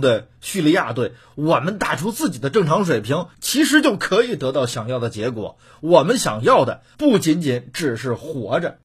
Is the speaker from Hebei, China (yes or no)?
yes; Hebei, China; 咱们河北人